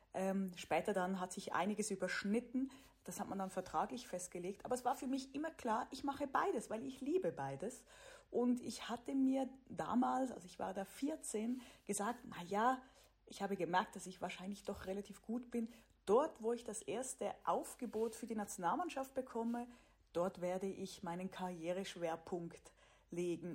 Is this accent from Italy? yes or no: no; Switzerland; moved away as an adult; also born or lived in Germany / United States / Sweden; Ich komme aus der Schweiz.